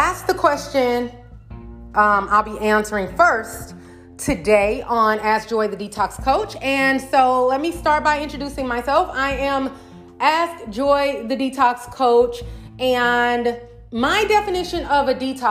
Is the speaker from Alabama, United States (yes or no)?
no; St. Louis, Missouri, United States; my hometown, St. Louis, Missouri